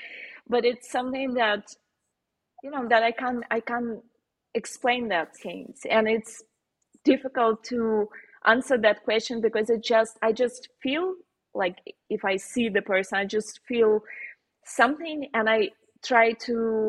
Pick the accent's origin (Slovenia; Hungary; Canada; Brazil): Slovenia; accent: Slovenian; English is a second language; Probably it's a bit like, you know, like scary, especially with my Slovenian accent.